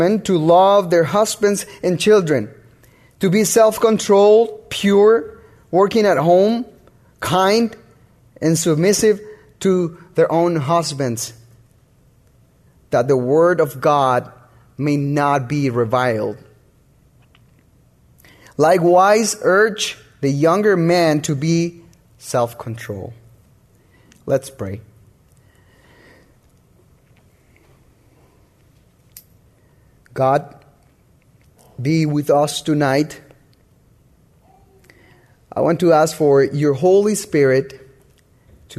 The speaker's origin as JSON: {"language": "English", "country": "Honduras", "moved": "yes", "said": "I'm from Honduras, and I got married over here."}